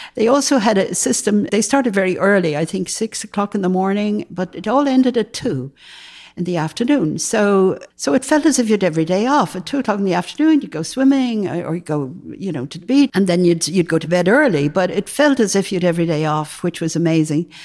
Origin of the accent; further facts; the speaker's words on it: Dublin, Leinster, Ireland; moved away as an adult; also born or lived in New York / Los Angeles; now in Berkeley, United States; I grew up in Dublin, Ireland